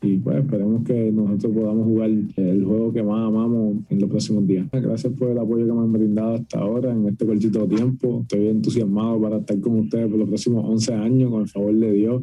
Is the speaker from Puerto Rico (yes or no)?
yes; Puerto Rico; now in New York, United States; Puertorriqueño donde quiera que voy, hasta la luna, si, si algún día voy a la luna, ya grito que soy boricua